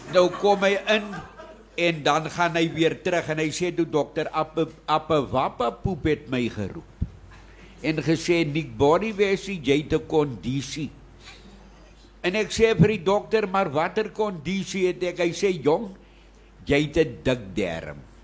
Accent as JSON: {"language": "Afrikaans", "town": "Witte Kleibos", "region": "Eastern Cape", "country": "South Africa", "tie": "born or raised there", "said": "plek se naam is eintlik Witte Kleibos in die Tsitsikamma. Daar is my geboorteplek. Daar is ek geformeer en gevorm"}